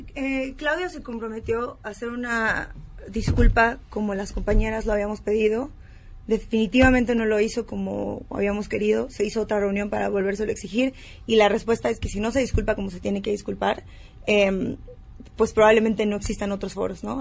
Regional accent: Baja California, Mexico; Yo soy de Baja California

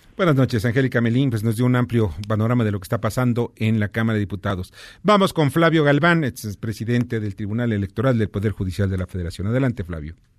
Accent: Mexico

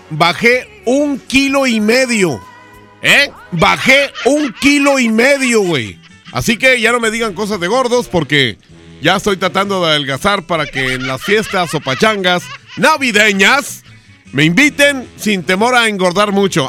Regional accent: Mexico; como mexicanos

